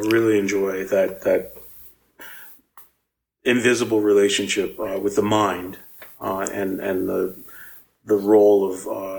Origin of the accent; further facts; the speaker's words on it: New Orleans, Louisiana, United States; also born or lived in Boston; I was a kid living uptown. I was born in Treme, but I moved uptown when I was 4, and I grew up in the River Bend area in Pigeon Town